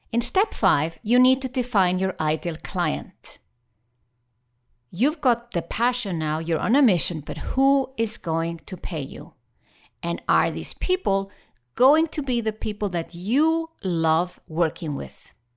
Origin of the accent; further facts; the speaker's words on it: Iceland; moved away; I'm passionate about my home country, Iceland